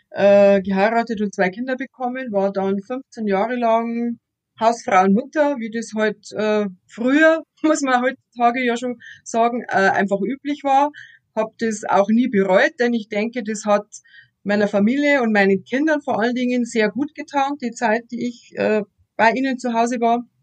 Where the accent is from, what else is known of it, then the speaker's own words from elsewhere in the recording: Straubing, Bavaria, Germany; Ich bin auch eine gebürtige Straubingerin. Ich war außer äh, mal zum Studium eigentlich auch nicht groß aus Straubing weg.